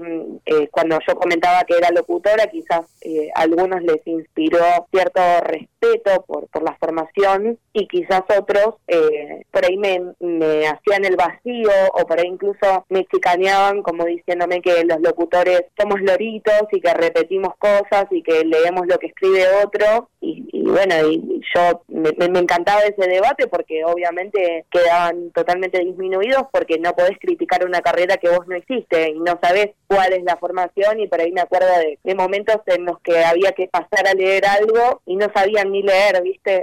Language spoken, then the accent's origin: Spanish; Buenos Aires, Argentina; yo soy de Lugano